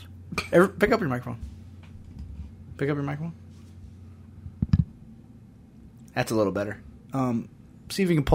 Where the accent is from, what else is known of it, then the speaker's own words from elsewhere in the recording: United States; I'm an American